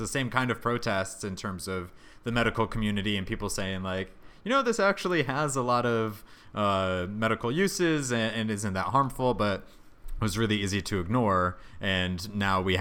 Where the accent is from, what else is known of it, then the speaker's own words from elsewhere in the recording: Connecticut, United States; growing up in Connecticut